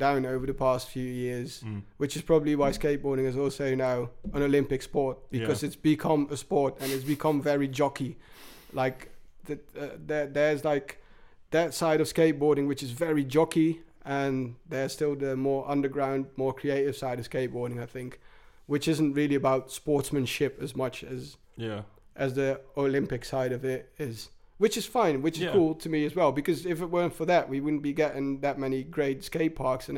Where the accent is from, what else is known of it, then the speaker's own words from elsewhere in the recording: England, United Kingdom; now in Netherlands; where I grew up in England